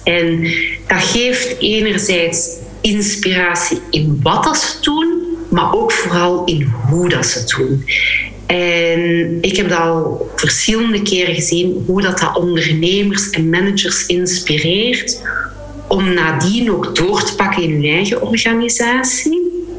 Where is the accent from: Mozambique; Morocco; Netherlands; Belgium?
Belgium; Flanders; ons als, als Vlamingen, Belgen